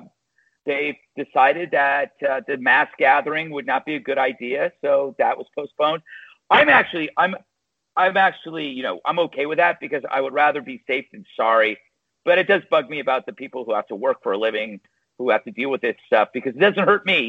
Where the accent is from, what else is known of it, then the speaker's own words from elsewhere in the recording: West Coast, United States; moved away; I'm from the West Coast. I don't understand weather. Like, we don't have weather, so.